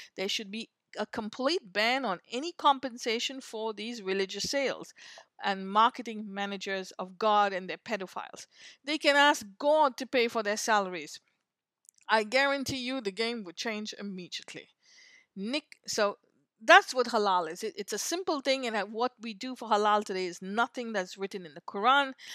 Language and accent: English; India; moved away; I grew up in India